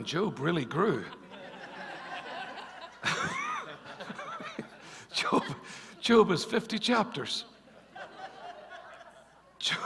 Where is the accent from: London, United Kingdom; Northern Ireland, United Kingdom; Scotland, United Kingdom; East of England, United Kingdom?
Northern Ireland, United Kingdom; growing up in Northern Ireland, in Ireland